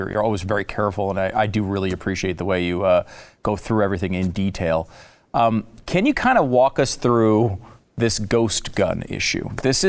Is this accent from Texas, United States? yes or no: no; Connecticut, United States; I'm not like really a gun guy. I mean, I grew up in Connecticut.